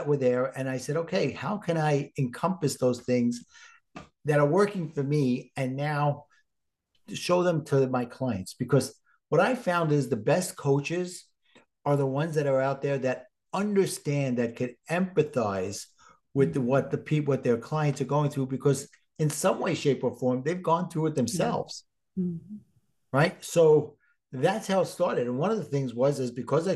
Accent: New York City, New York, United States; accent: Brooklyn; my Brooklyn accent

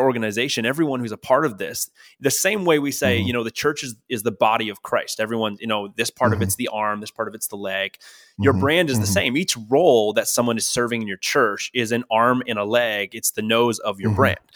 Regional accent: Ontario, Canada; now in Northern California, United States; I am Canadian. Uh, actually, from where you're from, we're not not, yeah, not too far apart

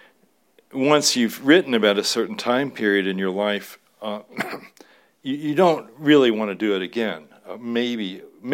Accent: Louisville, Kentucky, United States; me growing up in Louisville, Kentucky

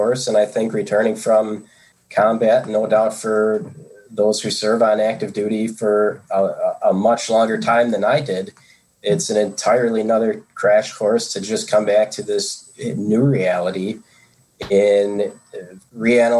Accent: United States; as an American, in terms of in this country where we operated very individualistic

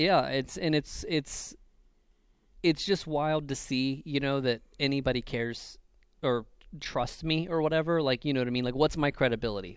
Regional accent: Ohio, United States; I'm from Ohio. It's the middle of nothing.

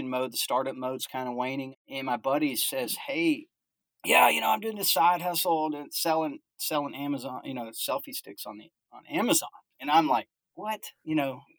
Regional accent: Alaska, United States; So I was born in Alaska

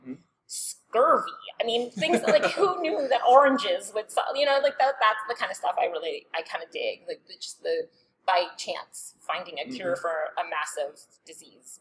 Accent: Toronto, Ontario, Canada; moved away as an adult; also born or lived in Georgia, United States; now in Omaha, United States; I'm from Canada, from Toronto

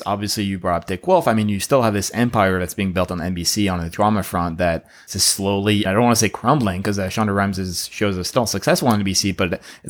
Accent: Paris, Île-de-France, France; moved away as an adult; now in Los Angeles, United States; so I'm from Paris, France, not Texas, as I always say. And actually, I moved straight from France to LA directly right after college. So I studied in film school in Paris.

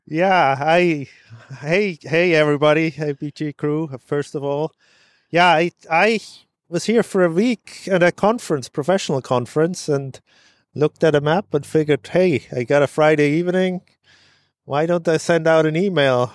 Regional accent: Switzerland; moved away as an adult; now in Syracuse, United States; I grew up in Switzerland

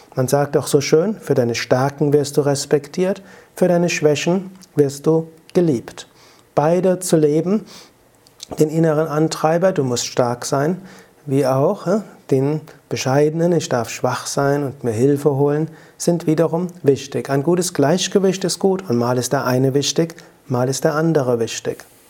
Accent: Rhenish Hesse, Rhineland-Palatinate, Germany; accent: Rheinhessisch; Mein Akzent, man hört das Rheinhessische raus

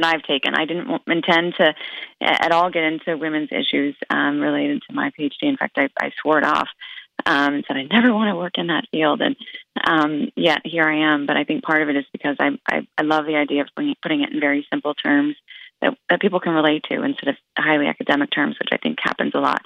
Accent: Oregon, United States; I grew up in Oregon

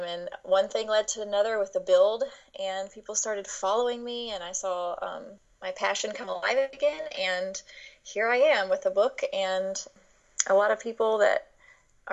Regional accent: Nashville, Tennessee, United States; I grew up in Nashville, Tennessee. I am a native, which is rare

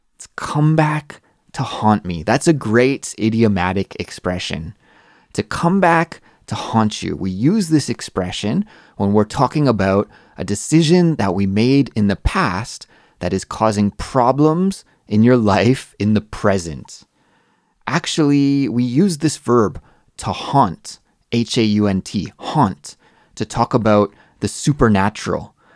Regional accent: Canada; moved away as an adult; now in Seoul, South Korea; I'm a Canadian English teacher that lives in Seoul, South Korea.

